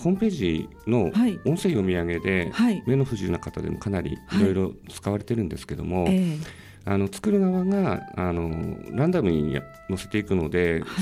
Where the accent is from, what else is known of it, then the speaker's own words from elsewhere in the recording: Hakodate, Hokkaido, Japan; now in Sendai, Japan; 僕もともと函館出身なん